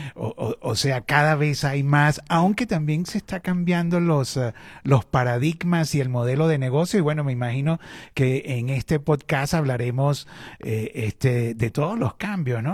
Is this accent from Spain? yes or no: no; Venezuela; moved away; also born or lived in Chile; yo estudié periodismo en Venezuela, que es eh, mi país de origen